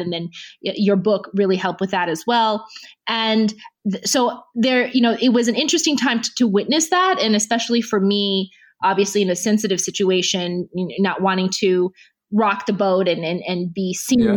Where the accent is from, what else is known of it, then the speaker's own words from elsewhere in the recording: United States; I grew up in the U.S.